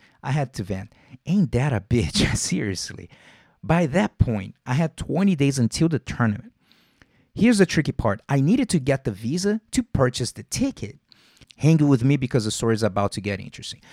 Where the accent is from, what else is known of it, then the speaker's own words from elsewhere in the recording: Rio de Janeiro, Brazil; moved away; I'm born and raised in Vila Isabel